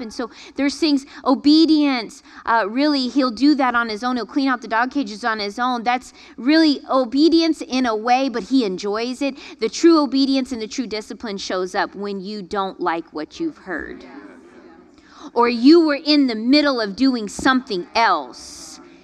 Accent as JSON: {"language": "English", "region": "Florida", "country": "United States", "tie": "born or raised there", "said": "growing up in Florida"}